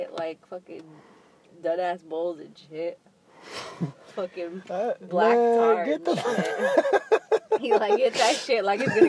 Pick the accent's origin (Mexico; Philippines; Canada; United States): Mexico; I'm from Mexico. My family's from Mexico.